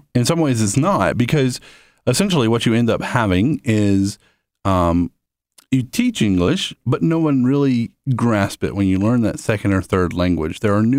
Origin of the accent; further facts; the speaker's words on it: Southeast, United States; We moved quite a bit when I was a child, and so we've moved and lived in several different areas, but mostly from the Southeast.